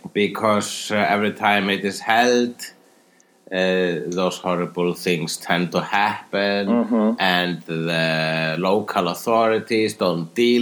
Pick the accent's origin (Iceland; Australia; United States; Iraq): Iceland; I am an Icelandic person.